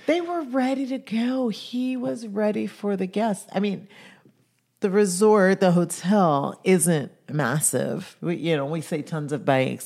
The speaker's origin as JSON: {"language": "English", "country": "Jamaica", "said": "I come from Jamaica. I come from an island that was colonized by the Brits."}